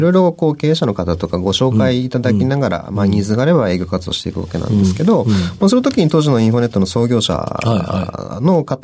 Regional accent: Fukui, Japan; moved away; also born or lived in Kyoto; 私、福井県の出身なんで

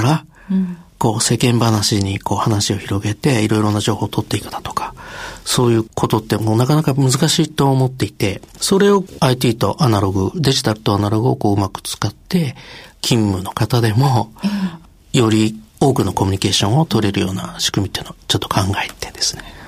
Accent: Chiba, Japan; 千葉県出身で、まあ、両親が薬剤師で、父親が県庁薬務課に勤めまして、母親の方が薬局経営をして、まあ、自宅兼薬局で生まれ育ちました

